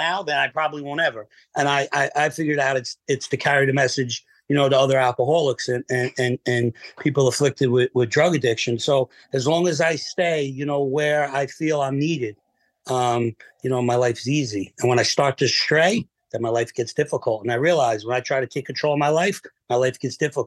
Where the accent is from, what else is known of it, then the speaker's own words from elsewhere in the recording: Manalapan, New Jersey, United States; I live only less than a mile from where I grew up in Manalapan.